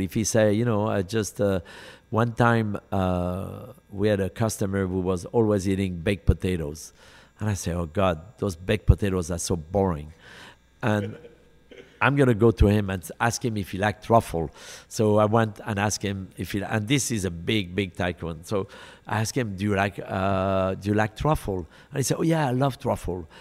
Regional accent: Lyon, Auvergne-Rhône-Alpes, France; moved away as an adult; now in United States; in Lyon, my hometown

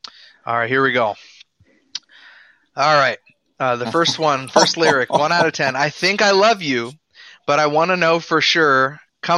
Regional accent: Cleveland, Ohio, United States; also born or lived in Westerville; now in Missouri, United States; I was born in Columbus in {S0} Okay. {S1} Westerville, actually. And then I grew up Cleveland area, and now I'm in Missouri, which I like.

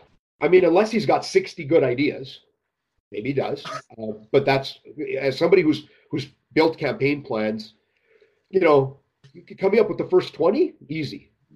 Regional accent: Alberta, Canada; You know, I'm from Alberta. We ride horses, not unicorns.

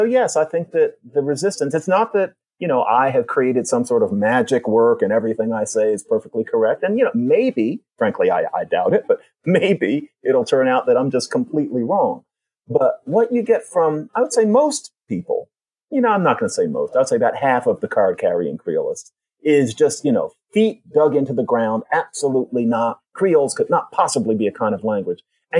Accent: United States; I'm an American academic.

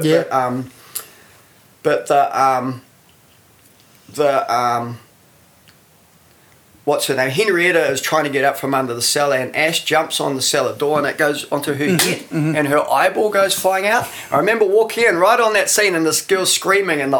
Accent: Masterton, Wellington, New Zealand; moved away as an adult; also born or lived in Freiburg; I was born in Masterton. I lived there till I was about 17 or 18, I think.

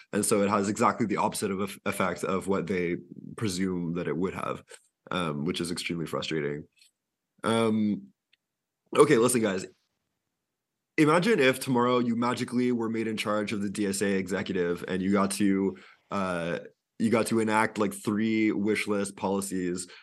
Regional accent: Quebec, Canada; I I'm from Quebec

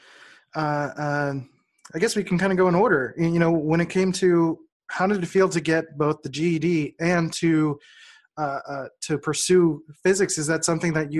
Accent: Philadelphia, Pennsylvania, United States; moved away as an adult; I grew up in Philly

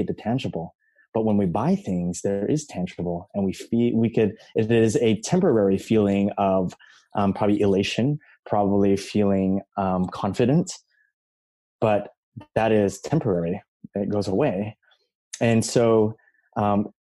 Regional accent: Philippines; I'm from the Philippines, you know, we were colonized by Spain for 400 plus years

